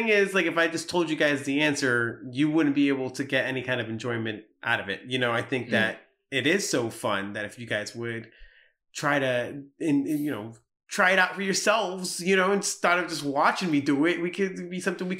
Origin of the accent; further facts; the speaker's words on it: Illinois, United States; I'm from Illinois, you know, and my family's been from Illinois for a long, long time.